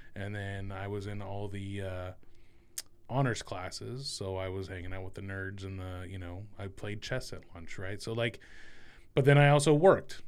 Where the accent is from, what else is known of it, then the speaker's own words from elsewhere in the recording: Central Valley of California, United States; moved away as an adult; now in Columbus, United States; I was born and raised in the Central Valley of California